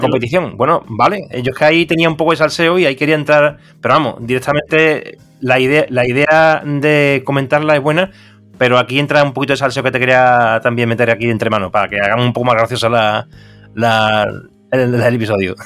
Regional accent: Seville, Andalusia, Spain; nosotros que somos de Sevilla

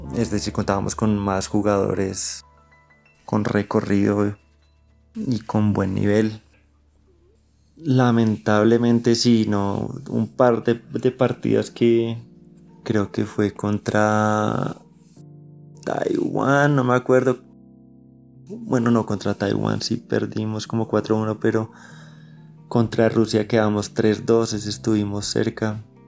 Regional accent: Colombia

